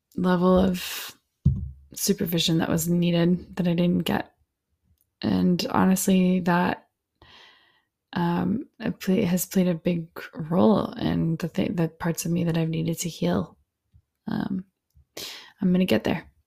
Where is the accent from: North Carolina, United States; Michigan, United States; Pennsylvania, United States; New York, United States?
North Carolina, United States; Alamance County; I come from Alamance County, North Carolina